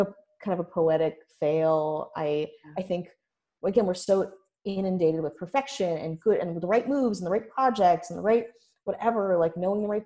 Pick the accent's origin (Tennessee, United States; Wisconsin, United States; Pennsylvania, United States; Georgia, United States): Wisconsin, United States; Milwaukee; moved away; growing up in Milwaukee